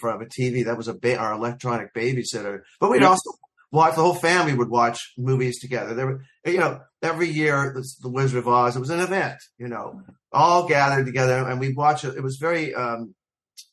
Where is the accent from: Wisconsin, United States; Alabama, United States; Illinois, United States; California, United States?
California, United States; Los Angeles; I was born and raised here in Los Angeles